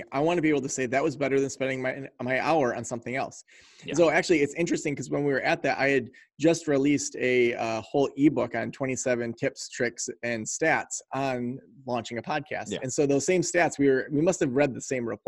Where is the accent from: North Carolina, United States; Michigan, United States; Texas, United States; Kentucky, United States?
Michigan, United States; Traverse City; I was raised in Traverse City, Michigan, went off, traveled around quite a bit, and then we landed back here in Traverse City, Michigan